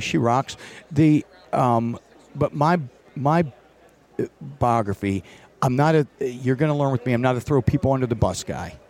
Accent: Northeast US, United States; I grew up on the East Coast, Northeast, where it's cold

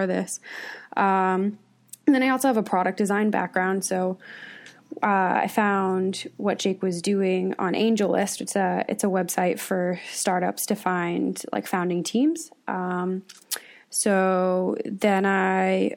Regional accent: Boston, Massachusetts, United States; now in San Francisco, United States; I grew up in Boston, and the coffee scene in Boston is very different than the Bay Area

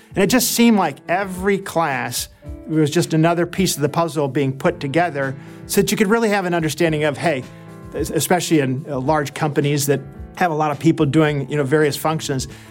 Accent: outside of Detroit, Michigan, United States; I grew up outside of Detroit

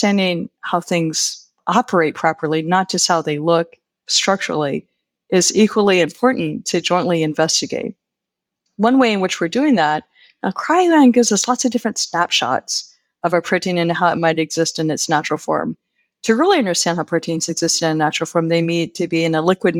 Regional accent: Virginia Beach, Virginia, United States; moved away as an adult; also born or lived in Blacksburg, Virginia / State College, Pennsylvania; now in Pennsylvania, United States; I'm originally from Virginia Beach, Virginia, that sort of area, the Norfolk area

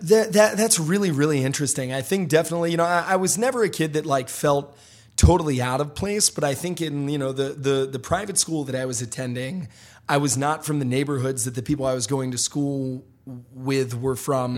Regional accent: Memphis, Tennessee, United States; I grew up in Memphis, Tennessee. You know, my, I, I grew up in Hickory Hill, Memphis

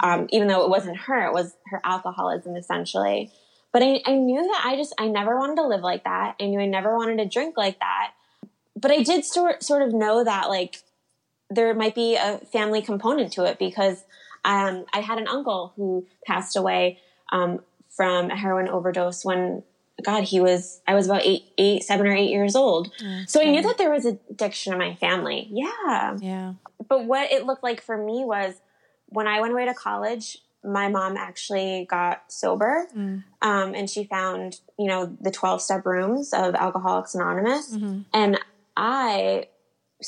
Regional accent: New Jersey, United States; I grew up in New Jersey

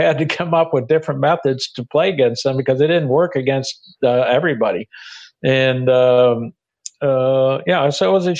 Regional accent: Detroit, Michigan, United States; when I was a kid growing up in Detroit

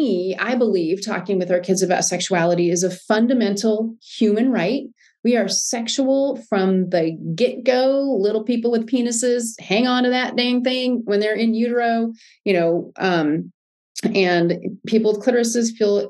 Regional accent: United States; I'm American

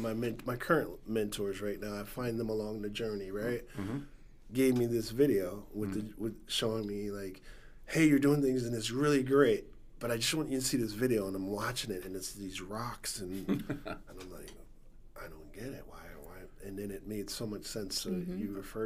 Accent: Stamford, Connecticut, United States; I'm from the West Side of Stanford. I grew up, born and raised there

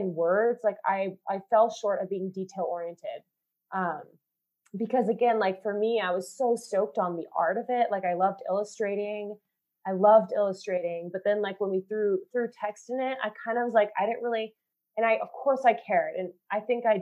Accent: Mercer Island, Washington, United States; now in Denver, United States; we grew up on Mercer Island

